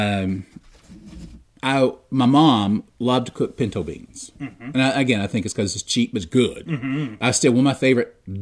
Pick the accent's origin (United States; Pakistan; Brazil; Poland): United States; I'm an American